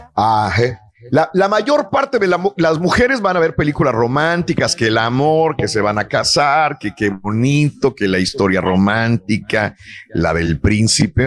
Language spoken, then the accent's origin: Spanish; Matamoros, Tamaulipas, Mexico; para los que somos de Matamoros